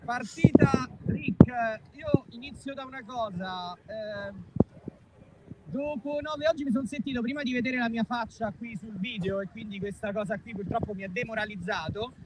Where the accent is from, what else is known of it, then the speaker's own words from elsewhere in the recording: Rome, Lazio, Italy; io da, da romano